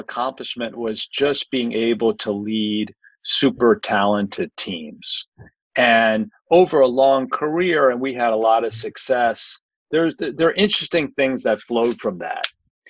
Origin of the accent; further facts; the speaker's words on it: New York City, New York, United States; I grew up in New York City during the 1960s and 70s